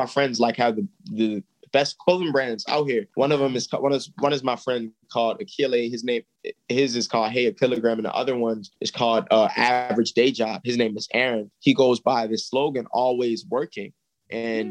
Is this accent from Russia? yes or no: no; Baltimore, Maryland, United States; I'm from here. So I have family here.